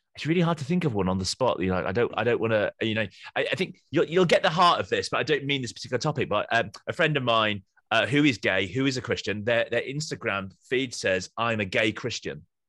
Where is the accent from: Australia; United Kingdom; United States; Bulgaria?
United Kingdom; Yorkshire and the Humber; moved away as an adult; I'm a Yorkshireman on mission to the South